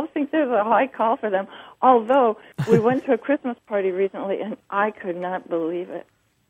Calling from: Juneau, Alaska, United States; also born or lived in Anchorage, Alaska / North Carolina; I'm calling from Juneau, Alaska.

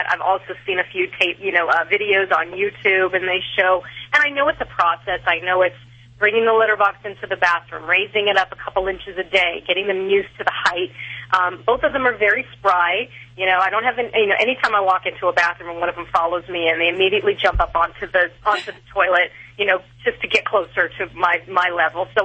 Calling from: Las Vegas, Nevada, United States; I'm calling from Las Vegas.

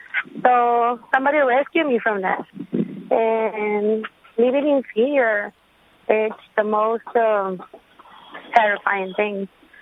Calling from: Brownsville, Texas, United States; I'm calling from Brownsville, Texas. I'm here illegally for 20 years.

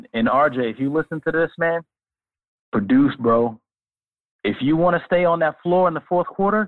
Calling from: Brooklyn, New York, United States; from Brooklyn.

